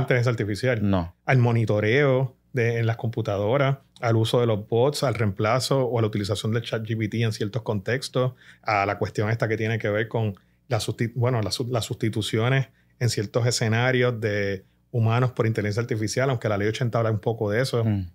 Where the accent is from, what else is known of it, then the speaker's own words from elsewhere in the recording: Puerto Rico; como puertorriqueños